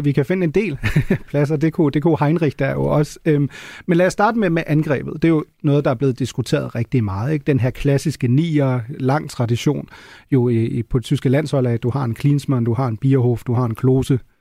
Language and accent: Danish; Germany; moved away; som tysker